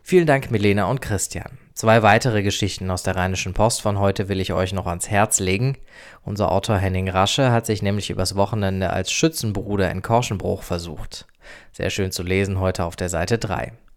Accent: Germany; Bei uns in Deutschland

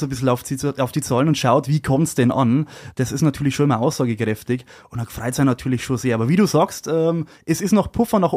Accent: Bavaria, Germany; Ich komme aus Esland, mache seit vielen Jahren Musik, äh, natürlich Schlager

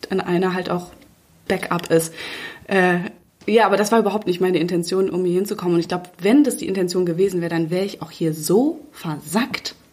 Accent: Münster, North Rhine-Westphalia, Germany; also ich komme ursprünglich aus Münster, aus, ne, aus einer sehr beschaulichen Stadt, die aber trotzdem eine schnuckelige und coole Feierszene sogar hat.

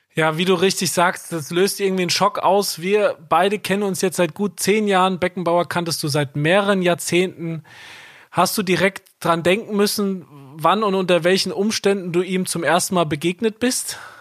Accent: Kaiserslautern, Rhineland-Palatinate, Germany; ich bin in Kaiserslautern aufgewachsen, der kleinsten Gastgeberstadt.

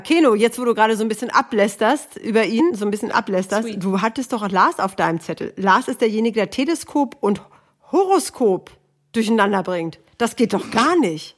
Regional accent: Hanover, Lower Saxony, Germany; Ich bin auch aus Hannover

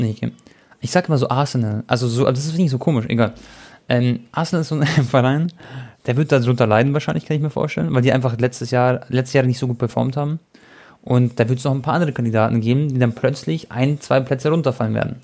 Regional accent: Croatia; ich bin Kroate

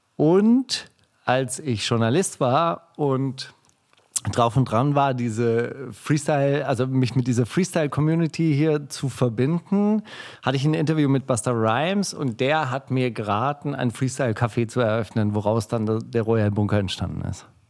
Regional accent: Kornwestheim, Baden-Württemberg, Germany; im Konvestheim, wo ich herkomme

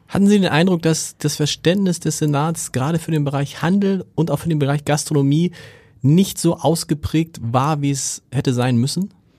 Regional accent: Hamburg, Germany; dass man als Hamburger auch so eine Alsterhaus-Sozialisation hat

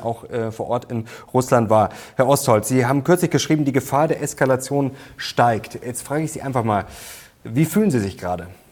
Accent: Germany; wir als Deutsche

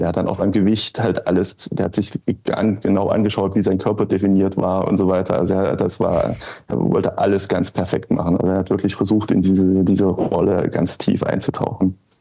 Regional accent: near Leipzig, eastern Germany, Saxony, Germany; ich bin im Osten aufgewachsen.

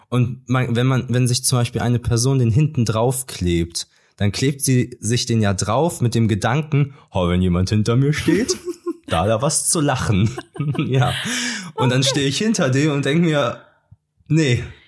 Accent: Cologne, North Rhine-Westphalia, Germany; Ich komme aus Köln, der schönsten Stadt Deutschlands.

